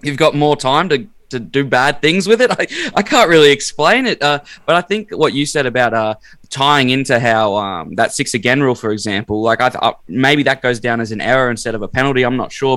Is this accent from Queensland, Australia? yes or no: yes; Brisbane, Queensland, Australia; I'm from Brizzy